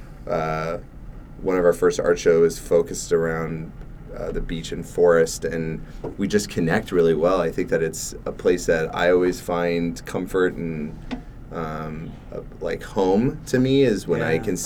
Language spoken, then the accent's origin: English; Valencia, California, United States; moved away as an adult; also born or lived in San Diego / Chicago; now in Portland, United States; I grew up in Southern California, and I grew up in a town where CalArts is